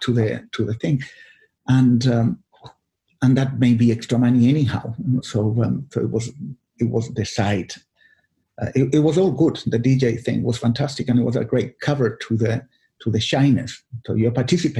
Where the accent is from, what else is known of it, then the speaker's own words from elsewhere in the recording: Chile; English is a second language; moved away as an adult; also born or lived in Australia; I grew up in Chile